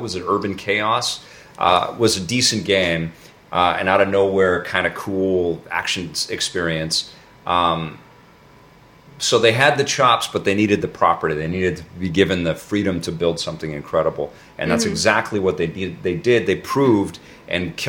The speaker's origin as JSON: {"language": "English", "country": "Canada", "said": "I'm Canadian"}